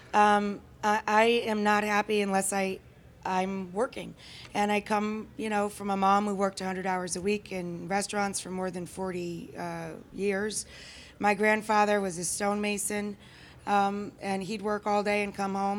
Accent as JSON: {"language": "English", "area": "the Adirondacks", "region": "upstate New York", "country": "United States", "said": "if I'm in upstate New York where I come from, that's, that's, I'm from the Adirondacks"}